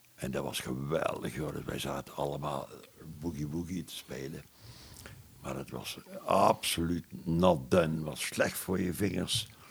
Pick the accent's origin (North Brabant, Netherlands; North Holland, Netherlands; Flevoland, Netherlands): North Brabant, Netherlands; Boekel; ik ben een Brabander van huis uit. ik ben eh, geboren in Boekel